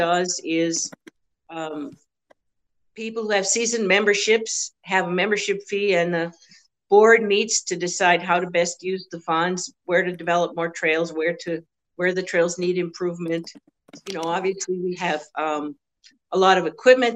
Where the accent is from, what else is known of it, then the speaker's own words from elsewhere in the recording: Massachusetts, United States; moved away as an adult; now in Copper Country, Michigan, United States; I'm originally from Massachusetts